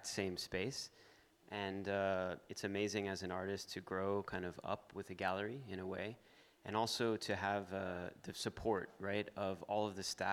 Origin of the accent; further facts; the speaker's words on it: Miami, Florida, United States; I grew up in Miami, very much in the natural part of Miami